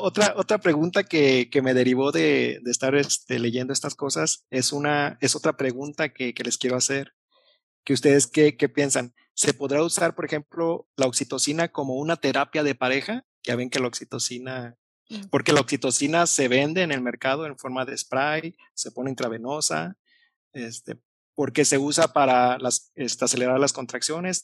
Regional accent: Mexico; como buen mexicano

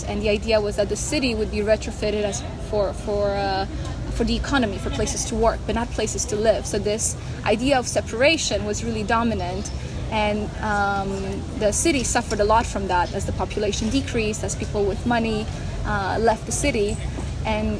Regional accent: Calgary, Alberta, Canada; moved away as an adult; also born or lived in Romania / Freiburg, Germany; now in Amsterdam, Netherlands; So I was born in Romania. I grew up in Canada, in Calgary, which is one of the most car-centric cities in Canada.

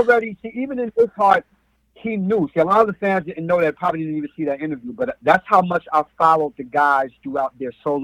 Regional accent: New York City, New York, United States; I'm from Brooklyn

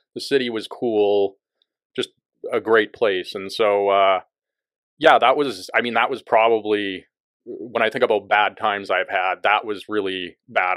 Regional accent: Bismarck, North Dakota, United States; moved away as an adult; also born or lived in Missoula, Montana; now in Abbotsford, Canada; I grew up in North Dakota, and I was born in Bismarck and raised there.

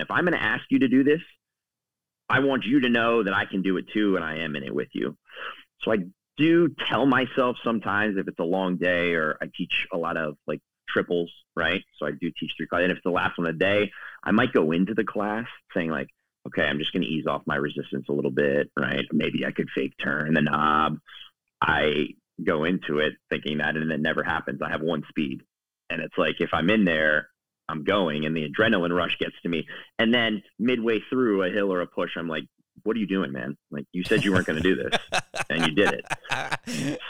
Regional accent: East Coast, United States; moved away as an adult; now in Chicago, United States; I'm originally from the East Coast, my uh, parents live outside in uh, outside of DC in the Virginia

